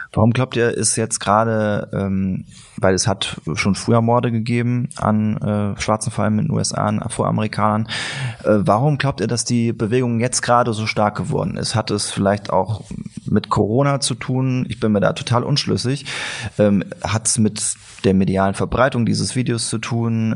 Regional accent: Siegen, North Rhine-Westphalia, Germany; Bei uns in Siegen

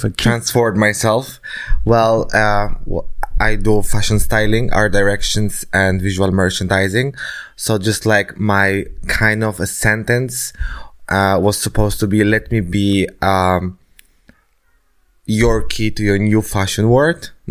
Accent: Denmark; not only in the, in the, in my country when I was born or in Denmark when I was growing up. I just like wanted more.

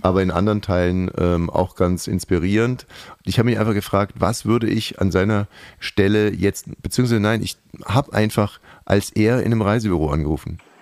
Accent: West Germany, Germany; ich komme aus dem Westen

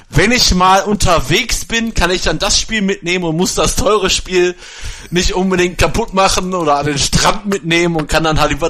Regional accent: Germany; Und in den äh, Lokalitäten, wo bei uns in Essen Backgammon gespielt wird, darf ich nicht rein als Deutscher.

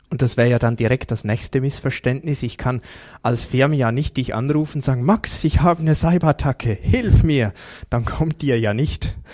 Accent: Switzerland; wie gut sind wir da als Schweizer?

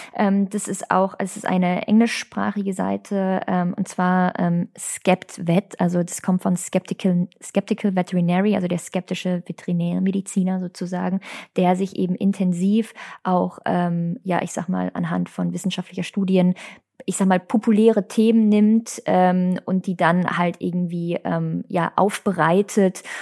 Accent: Hagen, North Rhine-Westphalia, Germany; oute ich mich als gebürtige Hagenerin

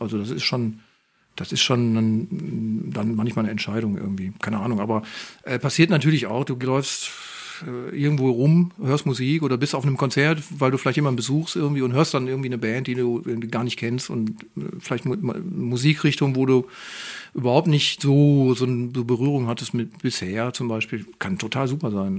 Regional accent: Moers, North Rhine-Westphalia, Germany; now in Duisburg, Germany; Ich bin eigentlich Mörser, sage ich jetzt mal. Da bin ich aufgewachsen

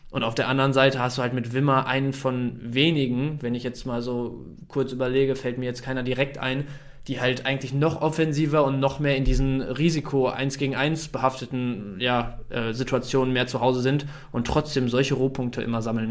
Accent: Bielefeld, North Rhine-Westphalia, Germany; also born or lived in Dortmund; Ich bin im Prinzip mein Leben lang schon hier

